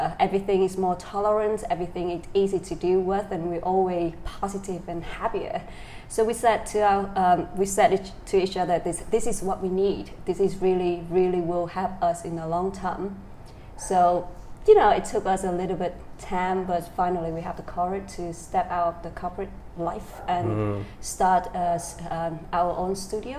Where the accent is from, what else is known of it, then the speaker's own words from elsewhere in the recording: Dak Lak, Vietnam; moved away; I'm original from Dak Lak, a small town in the central highland of Vietnam.